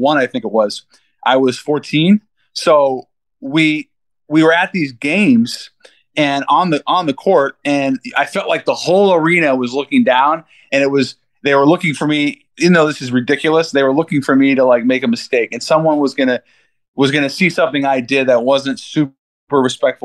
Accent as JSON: {"language": "English", "town": "Seattle", "region": "Washington", "country": "United States", "tie": "born or raised there", "said": "my friends growing up in Seattle"}